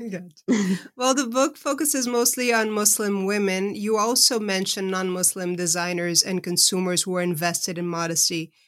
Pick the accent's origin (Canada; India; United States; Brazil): Brazil; moved away; I was raised in Brazil, but I've been living uh, over half of my life uh, outside of the country I was born